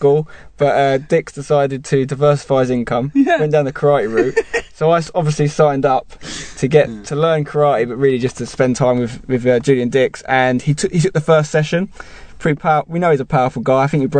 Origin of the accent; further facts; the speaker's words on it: Brentwood, East of England, United Kingdom; because I grew up in Brentwood